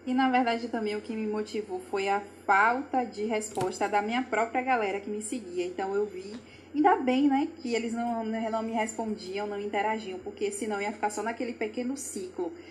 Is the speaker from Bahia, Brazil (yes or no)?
yes; Salvador, Bahia, Brazil; eu sou de Salvador, Bahia